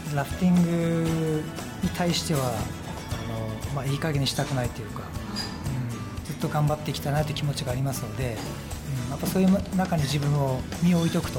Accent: Utsunomiya, Tochigi, Japan; moved away as an adult; also born or lived in Australia; 生まれてから高校時代までずっと過ごしてきた町なので、えー、自分のふるさとなんで

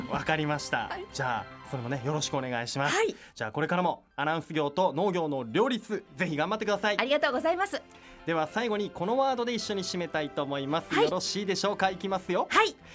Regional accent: Utsunomiya, Tochigi, Japan; moved away as an adult; also born or lived in Tokyo

